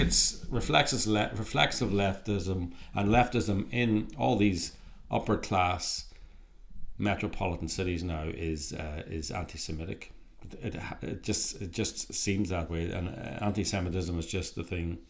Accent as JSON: {"language": "English", "country": "Ireland", "moved": "yes", "lives_now": "California, United States", "said": "Irish people, we're Irish, uh, we're actually in Ireland at the moment, um, even though we're based in California"}